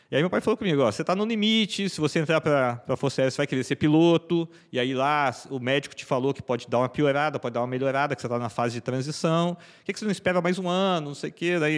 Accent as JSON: {"language": "Portuguese", "region": "São Paulo", "country": "Brazil", "tie": "born or raised there", "said": "eu sou eu sou natural de São Paulo, né?"}